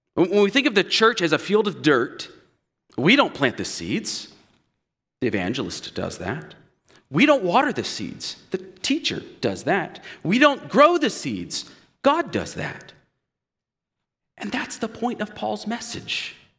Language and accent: English; United States; we as especially American evangelicals